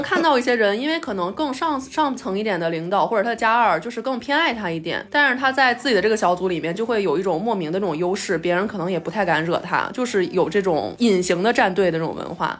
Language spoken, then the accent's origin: Chinese; Beijing, China; 我作为一个北京人